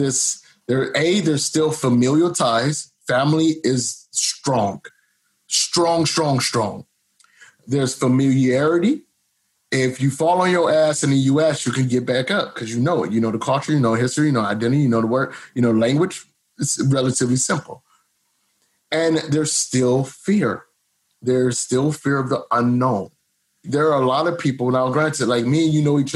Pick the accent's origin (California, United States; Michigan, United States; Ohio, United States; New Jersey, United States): Ohio, United States; Cleveland; now in Bangkok, Thailand; I grew up in Cleveland, Ohio, 99.9% black